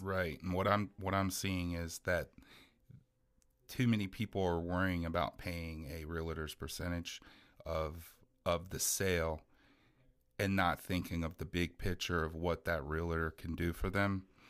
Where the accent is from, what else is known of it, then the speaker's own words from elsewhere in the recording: Miami, Florida, United States; now in Marion County, United States; I'm originally from Miami